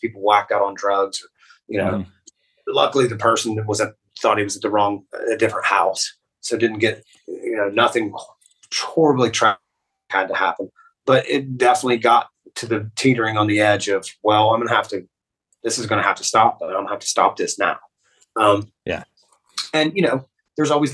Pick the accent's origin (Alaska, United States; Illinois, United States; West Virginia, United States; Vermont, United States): West Virginia, United States; now in Columbus, United States; we're from West Virginia